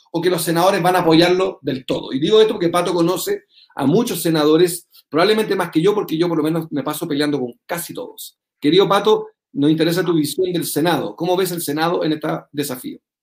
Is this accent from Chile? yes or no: yes; Chile